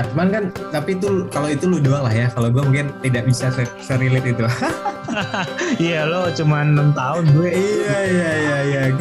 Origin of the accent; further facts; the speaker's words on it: Jakarta, Indonesia; Tadinya gua dari Jakarta, hingga pinggir Jakarta, sekarang gua harus pindah ke kota